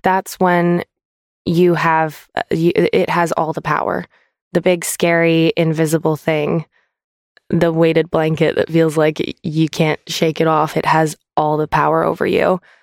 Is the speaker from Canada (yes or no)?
yes; Canada; now in United Kingdom; to go back to Canada. I got to go back to my home country